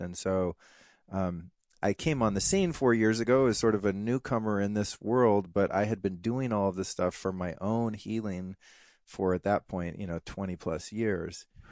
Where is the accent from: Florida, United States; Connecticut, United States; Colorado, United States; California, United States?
Colorado, United States; I had kind of the dad out doing the cowboy hunter, fisher, outdoorsman thing in Colorado